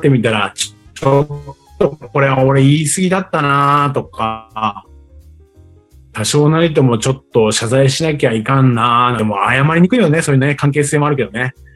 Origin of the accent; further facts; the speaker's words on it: Tokyo, Japan; also born or lived in Chiba; 千葉で生まれて東京で育った